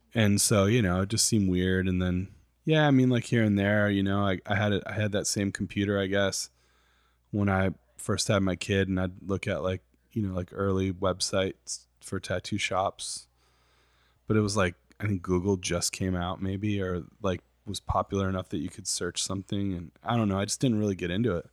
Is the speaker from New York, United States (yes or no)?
no; Saginaw, Michigan, United States; I grew up in I grew up in Saginaw, Michigan